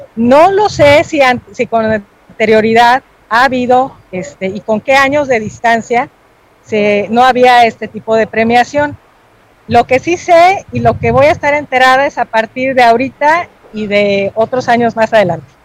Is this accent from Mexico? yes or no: yes; Mexico